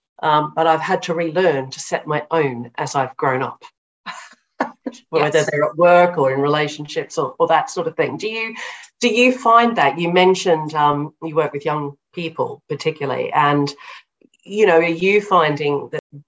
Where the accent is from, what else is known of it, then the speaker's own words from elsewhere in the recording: Australia; I'm Australian. Everybody plays sport in Australia.